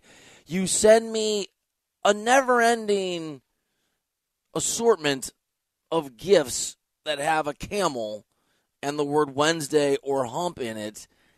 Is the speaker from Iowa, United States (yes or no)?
yes; Iowa, United States; growing up in Iowa